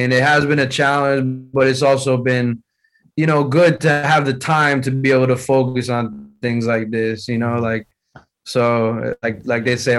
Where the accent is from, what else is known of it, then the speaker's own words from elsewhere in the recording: United States; born there; But at the same time, I'm born in the U.S., so, you know, I grew up listening to hip-hop.